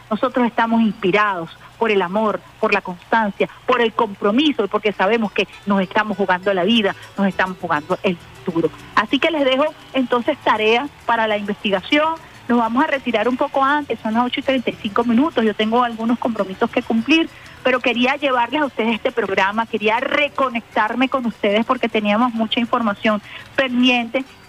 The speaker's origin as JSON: {"language": "Spanish", "country": "Venezuela"}